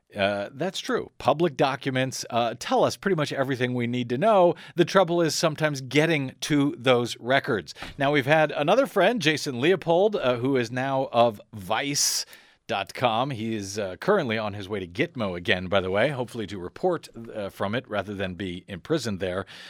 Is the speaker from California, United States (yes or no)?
no; St. Louis County, Missouri, United States; moved away; I'm originally born and raised in St. Louis County